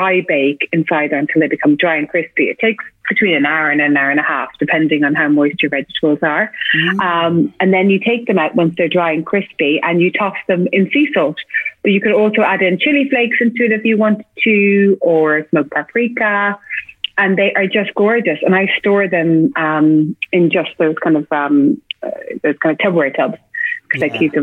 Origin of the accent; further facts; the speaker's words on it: Ireland; accent: Irish; my Irish accent